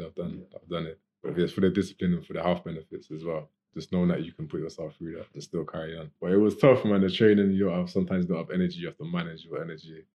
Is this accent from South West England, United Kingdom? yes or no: yes; Gloucester, South West England, United Kingdom; from here, from Gloucester